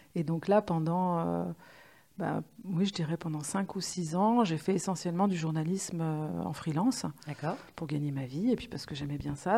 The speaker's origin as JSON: {"language": "French", "town": "Lyon", "region": "Auvergne-Rhône-Alpes", "country": "France", "moved": "yes", "said": "je venais de Lyon"}